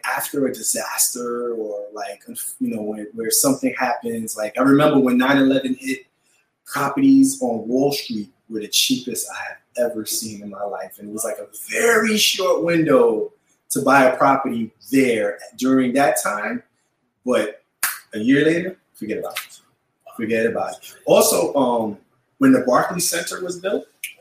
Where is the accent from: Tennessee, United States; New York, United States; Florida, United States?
New York, United States; New York City; I grew up in Red Hook. So I used to go to Red Hook in the projects and play